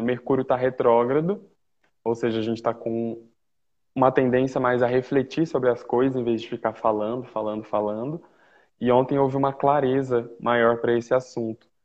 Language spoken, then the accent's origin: Portuguese; Uberlândia, Minas Gerais, Brazil; moved away